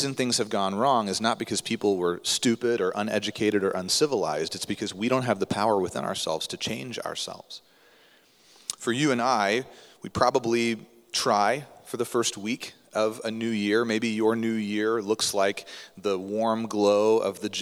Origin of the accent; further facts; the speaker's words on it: United States; being an American